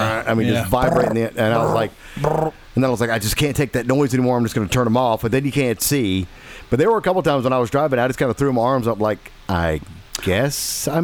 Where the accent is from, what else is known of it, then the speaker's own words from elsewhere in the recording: Holyoke, Massachusetts, United States; moved away; We got up to my hometown, Holyoke.